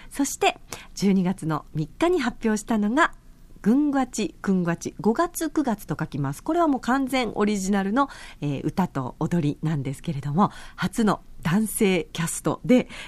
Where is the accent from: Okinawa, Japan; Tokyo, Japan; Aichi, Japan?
Okinawa, Japan; Yaese; 私の地元の八重瀬町での公演ね